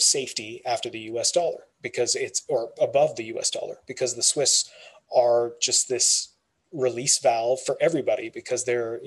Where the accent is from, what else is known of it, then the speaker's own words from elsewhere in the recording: Canada; My background, my family comes from India. I was born and raised here in Canada.